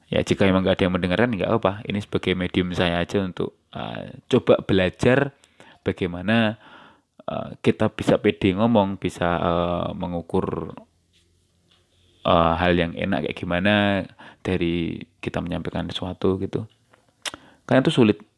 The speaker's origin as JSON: {"language": "Indonesian", "region": "Java", "country": "Indonesia", "accent": "Javanese (medok)", "said": "aksen bahasa aksen suara saya yang kelihatan medok ya yang nggak apa-apa gitu itu memang karena dari sononya nggak seperti ini dan saya tidak ada keinginan untuk merubah gitu"}